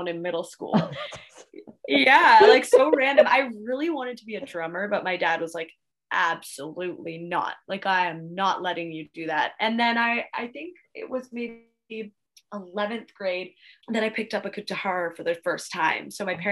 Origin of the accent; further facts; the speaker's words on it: Victoria, British Columbia, Canada; moved away as an adult; also born or lived in Australia; Victoria, my hometown